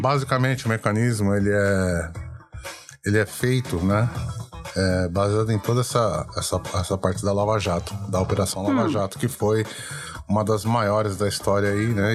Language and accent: Portuguese; Brazil; nós somos brasileiros